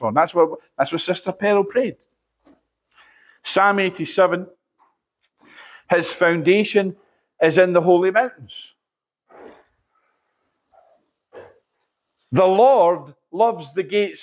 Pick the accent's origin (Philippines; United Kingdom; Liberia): United Kingdom; Edinburgh, Scotland; I came in Edinburgh from a place called Nidri